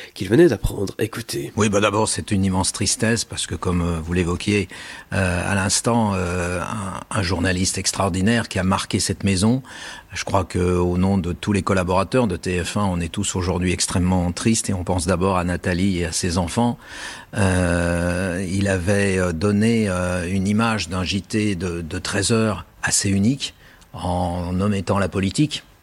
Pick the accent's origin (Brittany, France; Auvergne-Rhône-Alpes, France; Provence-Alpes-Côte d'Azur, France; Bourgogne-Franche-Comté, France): Auvergne-Rhône-Alpes, France; Lyon; je suis lyonnais